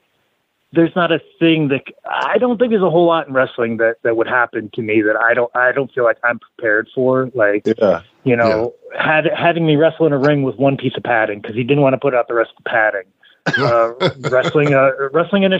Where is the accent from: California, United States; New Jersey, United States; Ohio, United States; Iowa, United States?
Iowa, United States; I was born and raised in Iowa